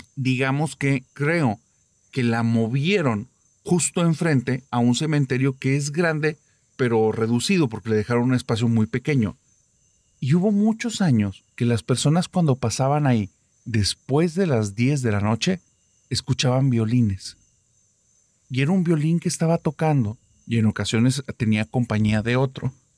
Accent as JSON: {"language": "Spanish", "town": "Monterrey", "region": "Nuevo León", "country": "Mexico", "said": "aquí de mi tierra"}